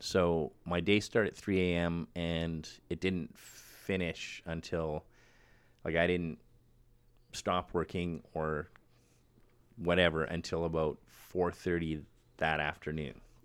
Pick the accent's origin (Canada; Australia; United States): Canada; Winnipeg, Manitoba; moved away as an adult; also born or lived in Vancouver; I'm from Winnipeg